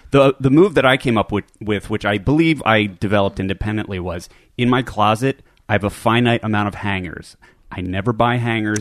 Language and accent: English; Philadelphia, Pennsylvania, United States; now in California, United States